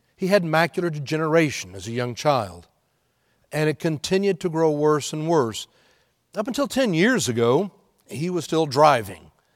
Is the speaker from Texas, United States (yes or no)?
yes; Houston, Texas, United States; moved away; Being born and raised in Houston, I told you last week how I was cheering for my Astros growing up there in Houston.